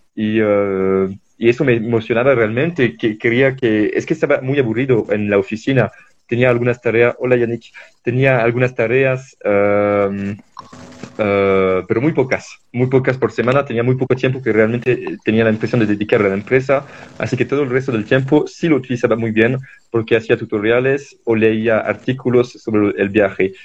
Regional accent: France; Spanish is a second language; moved away as an adult; also born or lived in Belgium / Ciudad Colón, Costa Rica; now in Bolivia; de 7 a 24 en Francia

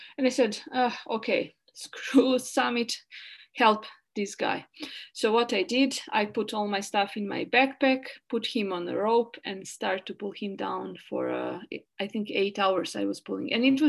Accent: Bosnia & Herzegovina; English is a second language; moved away; I'm from Yugoslavia. I'm always scared of police and everyone.

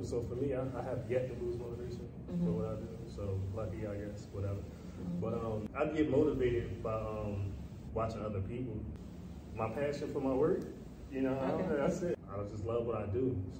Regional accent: Philadelphia, Pennsylvania, United States; moved away; also born or lived in DMV; I'm from Philly.

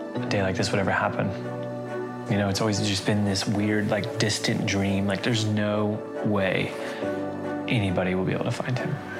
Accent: Flint, Michigan, United States; now in Portland, United States; I was born in Flint, Michigan, to just my mother

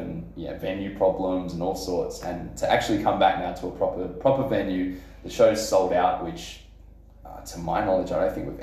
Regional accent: Adelaide, South Australia, Australia; You live in Adelaide, South Australia.

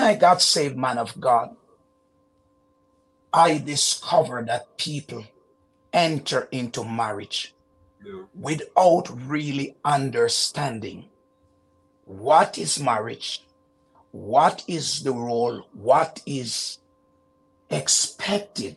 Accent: Jamaica; moved away as an adult; now in Canada; my childhood in Jamaica is very interesting

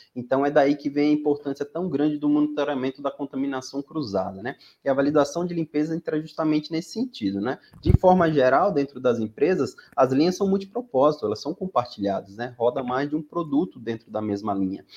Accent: Aracaju, Sergipe, Brazil; moved away as an adult; also born or lived in São Paulo; sou nordestino, natural de Aracaju, no Sergipe

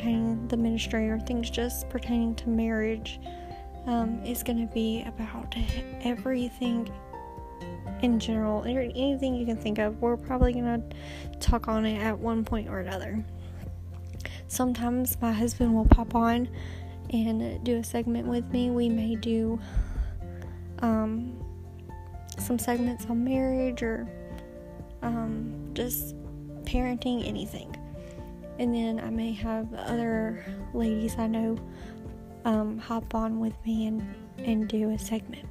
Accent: Georgia, United States; moved away as an adult; now in North Carolina, United States; We are currently living in North Carolina, but I am from Georgia

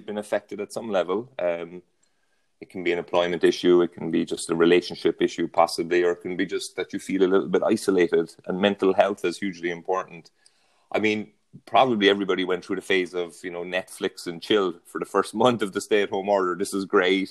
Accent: County Cork, Munster, Ireland; moved away as an adult; now in San Diego, United States; I'm from Ireland, um, born and raised in County Cork, which is in the south of Ireland, and uh, made the move over to San Diego, where I live now, eight years ago.

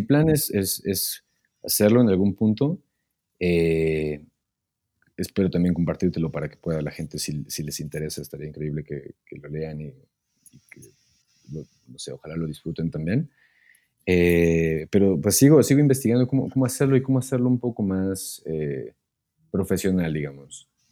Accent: Mexico; moved away as an adult; now in Germany; vivir fuera de, mi país por un tiempo

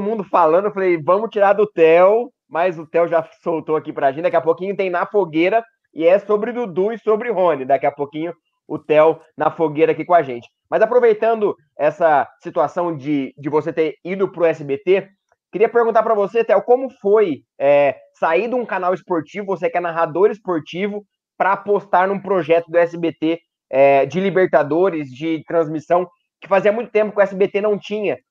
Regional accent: Paraná, Brazil; eu sou do Paraná

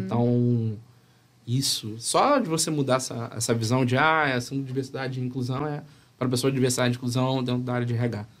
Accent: Rio de Janeiro, Brazil; eu vim do subúrbio do Rio de Janeiro

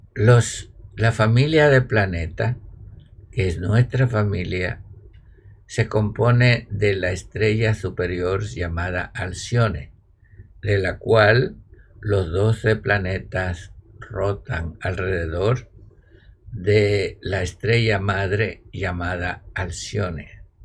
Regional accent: Cuba; yo soy cubano, los cubanos decimos candela

